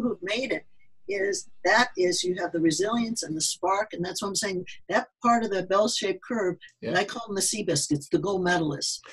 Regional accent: Midwest, United States; accent: Midwestern; also born or lived in north of Boston; now in Massachusetts, United States; I originated from the middle part of the country. So my accent sounds more Midwestern until I talked to some of my New Englanders here.

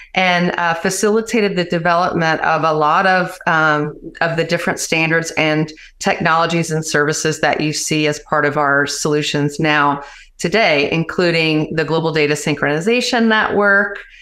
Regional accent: Louisiana, United States; now in Atlanta, United States; Originally from my dear state of Louisiana

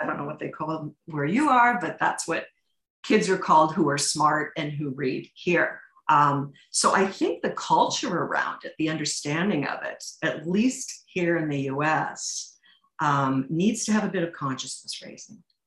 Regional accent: St. Louis, Missouri, United States; I come from St. Louis, Missouri, which mm. is where Charles Lindbergh's Spirit of St. Louis airplane um, it derived its funding and its name, and my high school was named after

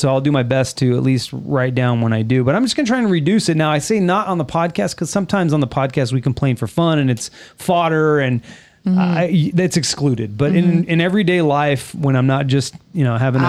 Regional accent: Los Angeles, California, United States; We're from the United States. We are specifically from California, Los Angeles, California.

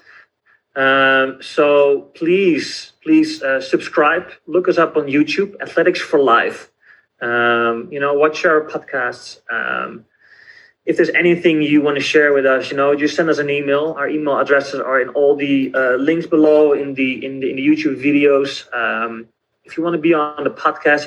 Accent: Netherlands; I'm from the Netherlands, so I have a very different background

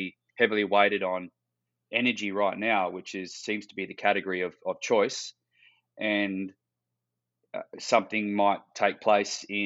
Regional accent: Western Australia, Australia; growing up in Western Australia

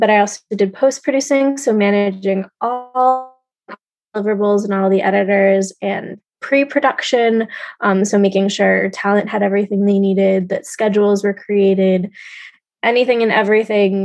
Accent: New York City, New York, United States; I was born and raised in New York City

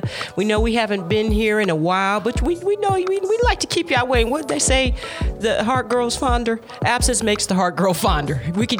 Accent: St. Louis, Missouri, United States; We are from St. Louis

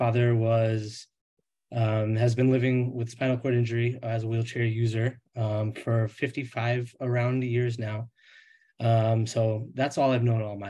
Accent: Rhode Island, United States; now in Tampa Bay area, United States; So I grew up in Rhode Island, but I now live in the Tampa Bay area of Florida

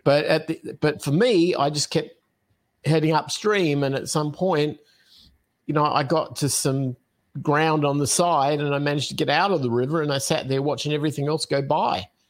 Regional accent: Adelaide, South Australia, Australia; moved away; I'm originally from Australia, from a city called Adelaide, uh, is where I was born

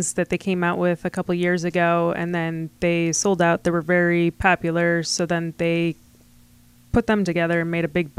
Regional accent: Rochester, New York, United States; also born or lived in Fairport / Finger Lakes; I grew up in Rochester

